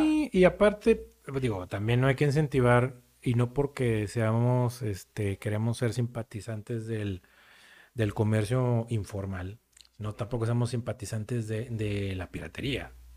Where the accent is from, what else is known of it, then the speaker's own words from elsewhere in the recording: Mexico; somos muy mexicanos